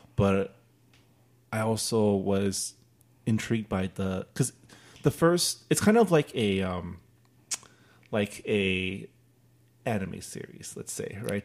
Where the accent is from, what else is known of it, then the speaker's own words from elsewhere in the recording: United States; being Chinese American